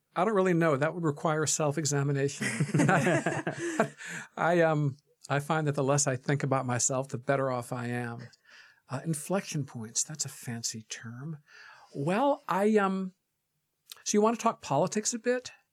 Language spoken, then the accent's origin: English; Michigan, United States; moved away as an adult; now in New York, United States; I almost always say I'm from Michigan and I've lived most of my adult life in New York